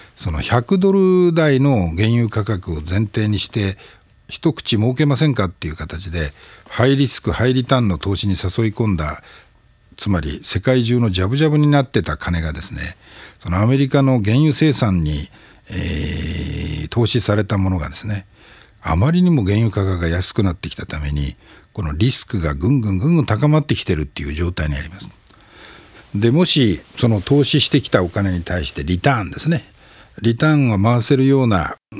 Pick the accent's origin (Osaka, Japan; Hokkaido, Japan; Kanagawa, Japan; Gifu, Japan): Hokkaido, Japan; now in Tokyo, Japan; 私もあの北海道出身者